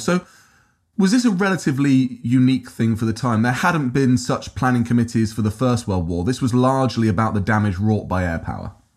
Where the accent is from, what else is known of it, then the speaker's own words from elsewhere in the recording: Peterborough, East of England, United Kingdom; I'm from Peterborough originally.